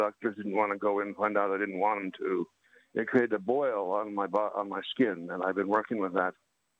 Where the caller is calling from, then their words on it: Utah, United States; I'm calling from Utah. Yeah, Dinosaur Land.